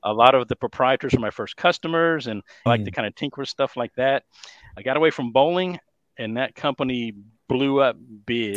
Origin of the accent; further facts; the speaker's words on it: Dallas, Texas, United States; accent: Texas; born and raised here in the Dallas, Texas area, if you can't tell by my lovely Texas accent